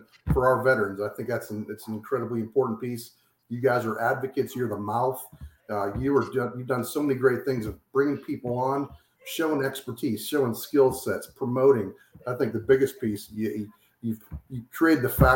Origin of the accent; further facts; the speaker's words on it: Pittsburgh, Pennsylvania, United States; moved away as an adult; also born or lived in Kansas City area; now in New Castle, United States; I'm from Pittsburgh, Pennsylvania, born, bred, and raised.